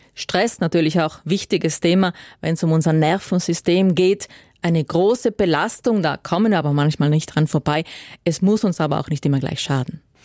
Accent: South Tyrol, Trentino-Alto Adige, Italy; bei uns in Südtirol

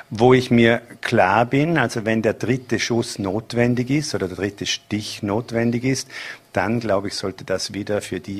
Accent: Bregenz, Vorarlberg, Austria; und als Bregenzer, wenn ich die Augen zumache

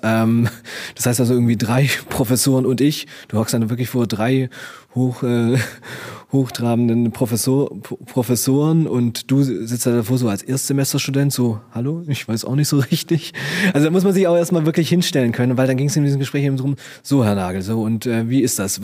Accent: Stuttgart, Baden-Württemberg, Germany; ich komme aus Stuttgart

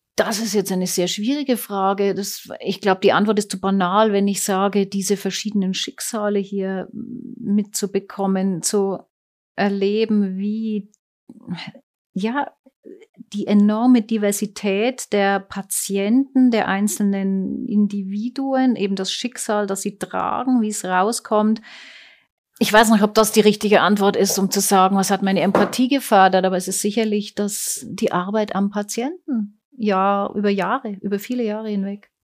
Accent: Germany; moved away as an adult; now in Switzerland; Ich bin in Deutschland groß geworden und aber seit meinem 24. Lebensjahr in der Schweiz.

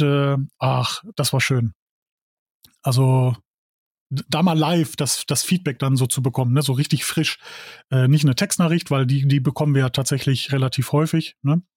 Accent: Dorsten, North Rhine-Westphalia, Germany; ich komme aus Dorsten

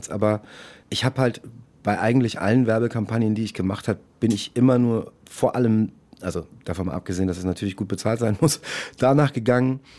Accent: Munich, Bavaria, Germany; born there; ich bin in München geboren.

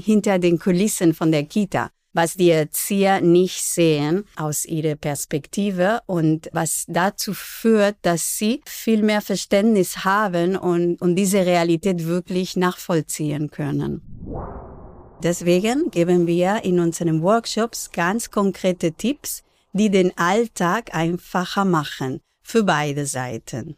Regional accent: Barcelona, Catalonia, Spain; first language Spanish and Catalan; German is a second language; now in Berlin, Germany; Ich bin zweisprachig aufgewachsen in Barcelona.

